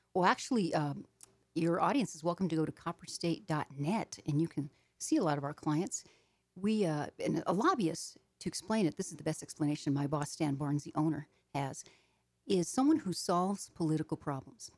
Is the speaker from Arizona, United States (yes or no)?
yes; Arizona, United States; I am from Arizona. I live in Phoenix, Arizona